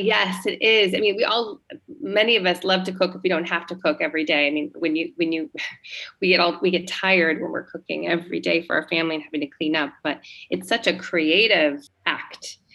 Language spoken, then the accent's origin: English; San Diego, California, United States; moved away as an adult; also born or lived in Los Angeles; now in Italy; I was raised in San Diego, California.